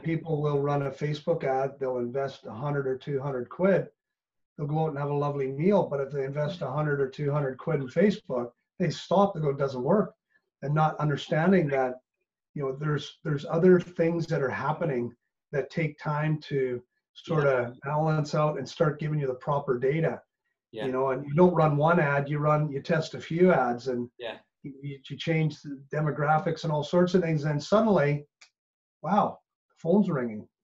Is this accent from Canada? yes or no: yes; Canada; moved away as an adult; now in Northern Ireland, United Kingdom; truly being Canadian and coming over here